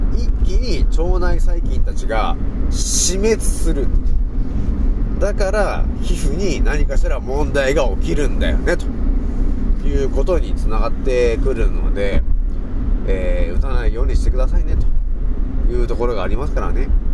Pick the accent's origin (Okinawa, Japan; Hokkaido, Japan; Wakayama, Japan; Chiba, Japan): Hokkaido, Japan; now in Saitama, Japan; 子供の頃は、まあ、北海道にいたわけだね